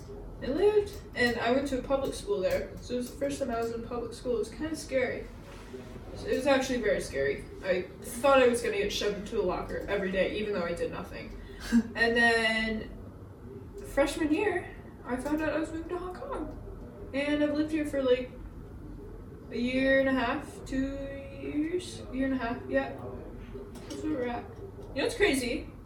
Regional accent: Czechia; also born or lived in Maryland, United States; So I was born in Maryland, USA. If you don't know where that is, I don't really either. I only lived there for like a year. And then, where did we move after that? We moved to the Czech Republic. which is in Europe.

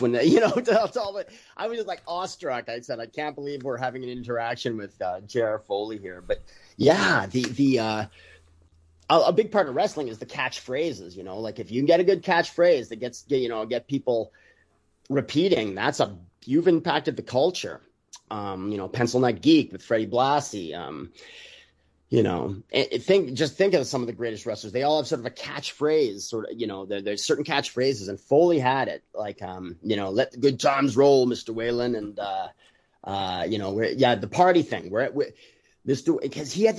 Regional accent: Saskatoon, Saskatchewan, Canada; I grew up in Saskatoon and going to the matches.

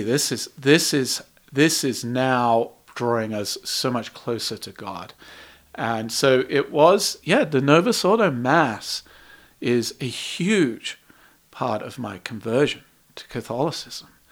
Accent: England, United Kingdom; now in United States; I was raised in England

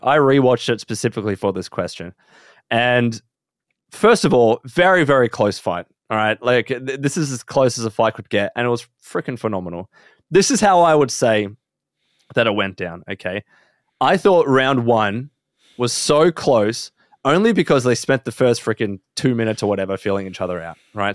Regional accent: Australia; we are Australian

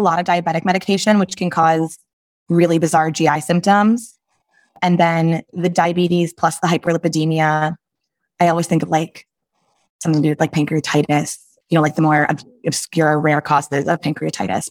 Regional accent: Chicago, Illinois, United States; also born or lived in Michigan; I am from the Chicagoland area, born and raised

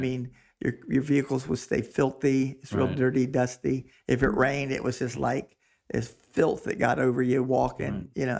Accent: Pikeville, Kentucky, United States; And I was born in Pikeville, Kentucky.

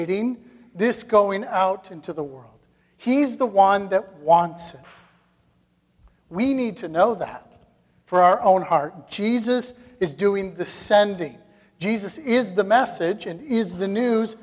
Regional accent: Canada; as Canadian Christians

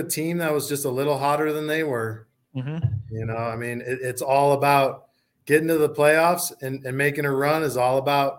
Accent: Arizona, United States; most of my family's from Minnesota, but I'm born and raised in Arizona.

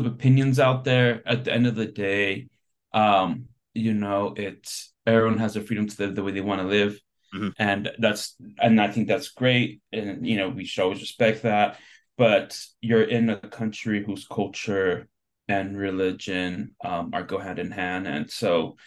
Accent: United States; As an American

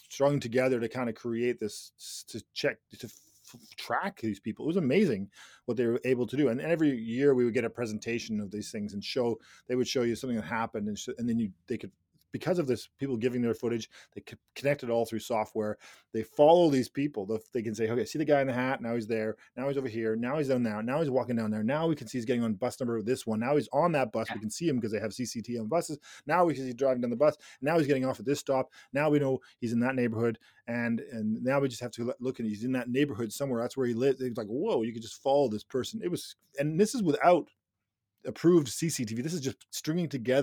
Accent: Langley, British Columbia, Canada; I was a teenager once and we did some pretty stupid things when I grew up in Langley

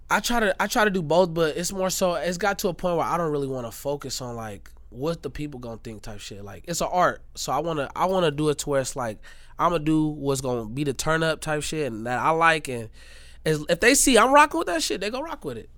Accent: Gary, Indiana, United States; I'm from Indiana. I'm from Gary, Indiana

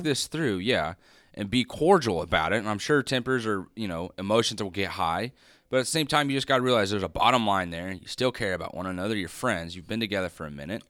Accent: Idaho, United States; I was born in Idaho

